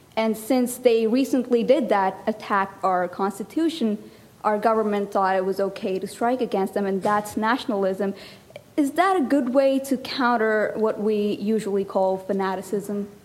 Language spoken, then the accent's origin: English; Pakistan; moved away as an adult; now in United States; I'm actually from Pakistan, so um, I just recently moved to the United States to um, pursue my college